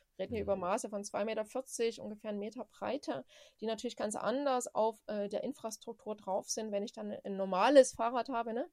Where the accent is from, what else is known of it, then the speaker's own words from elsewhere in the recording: Saxony, Germany; ich komme ja aus Sachsen